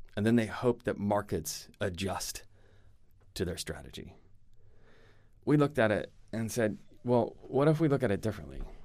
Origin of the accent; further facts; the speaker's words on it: United States; accent: American; moved away as an adult; also born or lived in Europe; I'm American